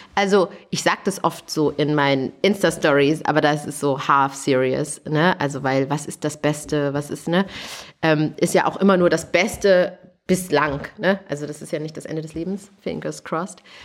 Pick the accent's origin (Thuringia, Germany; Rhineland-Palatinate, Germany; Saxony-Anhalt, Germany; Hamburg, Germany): Thuringia, Germany; moved away; also born or lived in Canada; ich komme aus Thüringen, also in meiner Heimat